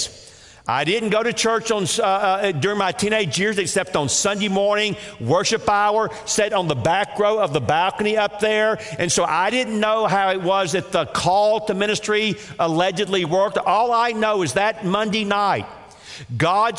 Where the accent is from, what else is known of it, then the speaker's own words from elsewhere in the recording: Atlanta, Georgia, United States; I grew up again in Atlanta, Georgia